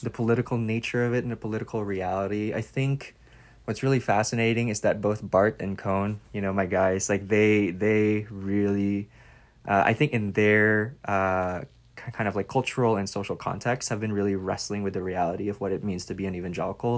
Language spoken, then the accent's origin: English; Philippines; moved away as an adult; now in United States; as a Filipino migrant in the U S